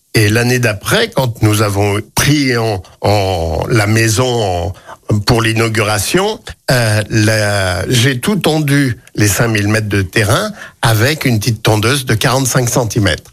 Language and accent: French; Lyon, Auvergne-Rhône-Alpes, France; also born or lived in Civrieux, Dombes; natif de la Croix-Rousse